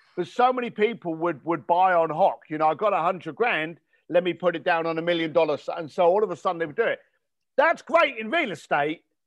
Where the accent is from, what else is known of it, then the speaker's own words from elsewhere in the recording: London, United Kingdom; growing up in East London, I had no money